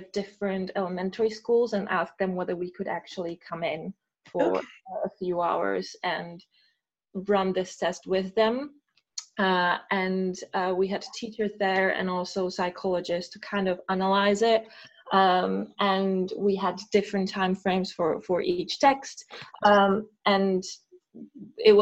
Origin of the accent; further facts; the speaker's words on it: Czechia; English is a second language; moved away as an adult; now in United Kingdom; we started actually in Czech Republic because I'm from there